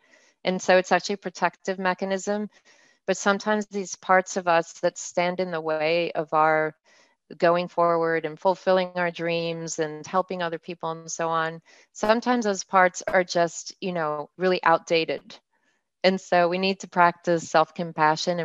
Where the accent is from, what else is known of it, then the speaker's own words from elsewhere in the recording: Mexico; moved away; I'm bilingual. I grew up in Mexico